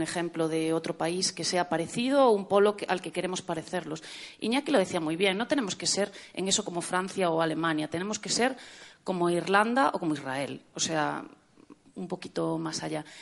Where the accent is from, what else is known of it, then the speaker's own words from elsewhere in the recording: Galicia, Spain; accent: Galician; la gallega, como se puede eh, deducir de mi acento